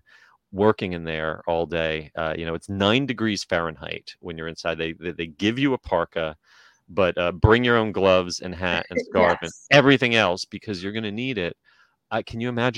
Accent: New Jersey, United States; now in Florida, United States; I grew up in New Jersey

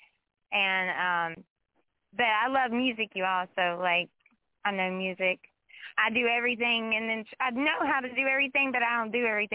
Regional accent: Huntington, West Virginia, United States; I'm from Huntington, West Virginia. Originally, I'm in the area still

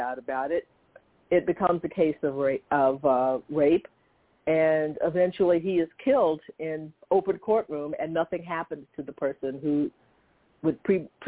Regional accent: Conroe, Texas, United States; also born or lived in Livingston, Texas; I was born in Livingston, Texas myself, and then moved to Conroe as an infant

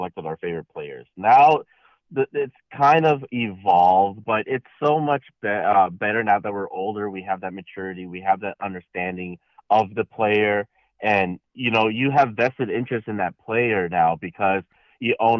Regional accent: Chicago, Illinois, United States; moved away; I'm originally from Chicago

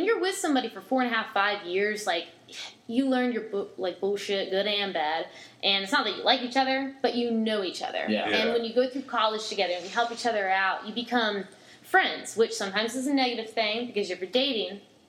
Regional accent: Norfolk, Virginia, United States; If you're not like I'm from Norfolk, like Newport News area, and it's the same thing. It's military.

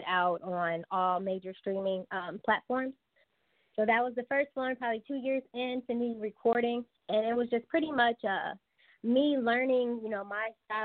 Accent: Cincinnati, Ohio, United States; I am from Cincinnati, Ohio, born and raised.

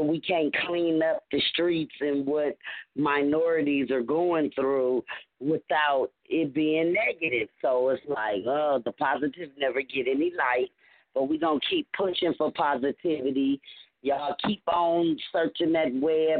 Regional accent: Los Angeles, California, United States; four females born and raised in Los Angeles

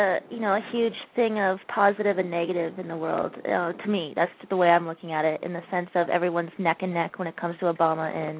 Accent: Canada; And as a Canadian watching this from the outside

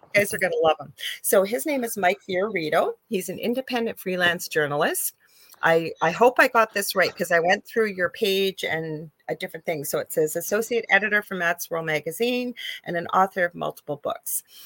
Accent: Canada; I am a Canadian spiritual psychic medium

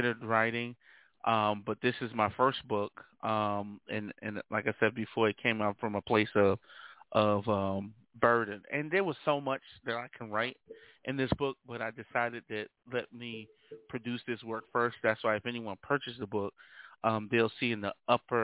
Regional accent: New York City, New York, United States; also born or lived in Uniondale, New York; I was born and raised in Brooklyn, New York, by the way, of Long Island as well. So I kind of hail from Uniondale, New York, and Brooklyn, more specifically Starrick City.

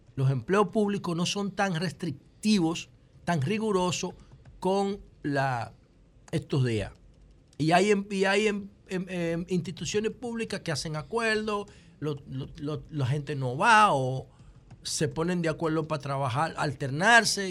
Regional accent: Dominican Republic; Yo como político dominicano

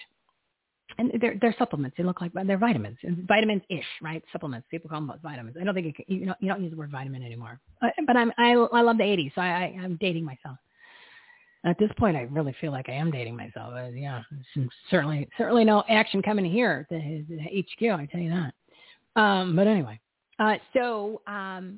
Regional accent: New Jersey, United States; I'm from New Jersey.

